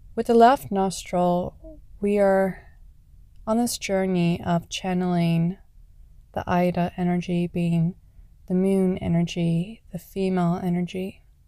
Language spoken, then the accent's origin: English; Canada; Canada, my home country